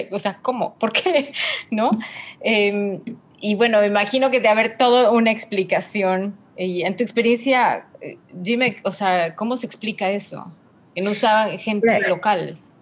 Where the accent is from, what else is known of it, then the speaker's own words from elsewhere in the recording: Mexico; nos distingue como mexicanos